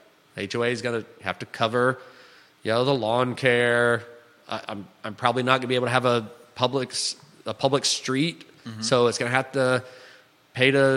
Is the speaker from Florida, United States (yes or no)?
yes; Florida, United States; moved away as an adult; also born or lived in Alabama; I grew up in Florida